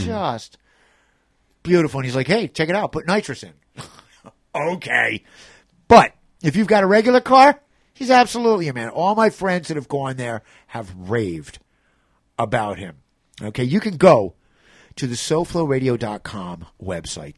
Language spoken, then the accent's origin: English; New York City, New York, United States; as a New Yorker